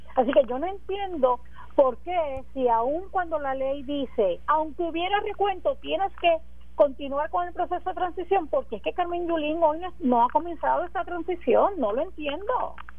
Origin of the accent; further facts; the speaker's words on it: Puerto Rico; como puertorriqueña